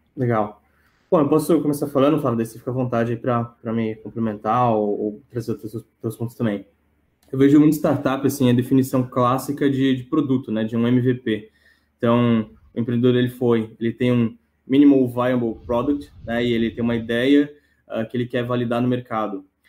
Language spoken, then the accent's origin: Portuguese; São Paulo, Brazil; moved away as an adult; now in Joinville, Brazil; eu sou natural de São Paulo, né, mas estou morando aqui em Joinville